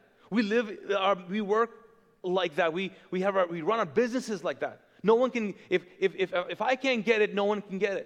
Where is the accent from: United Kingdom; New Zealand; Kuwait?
Kuwait; also born or lived in Pakistan; now in Charlotte, United States; I grew up in Kuwait, which is a very wealthy country. But I grew up as an immigrant. So if you're wondering, I'm not Kuwaiti, even though I was born and raised there